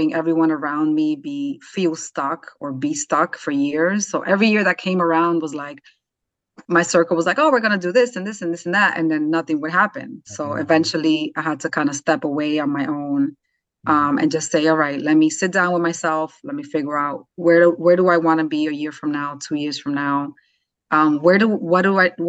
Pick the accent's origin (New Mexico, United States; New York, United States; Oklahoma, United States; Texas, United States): New York, United States; New York City; now in North Jersey, United States; I'm from the Bronx, New York, raised New York City girl